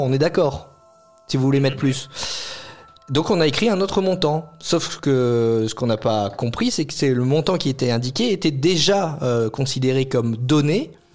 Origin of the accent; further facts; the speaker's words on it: France; quand on est français